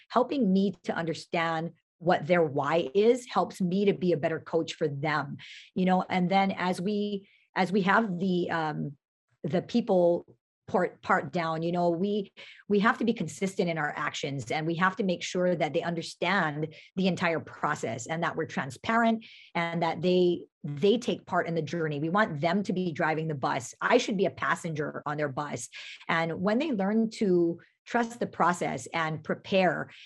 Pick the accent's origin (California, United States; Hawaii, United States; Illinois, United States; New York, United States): Hawaii, United States; Pearl City; I grew up in Pearl City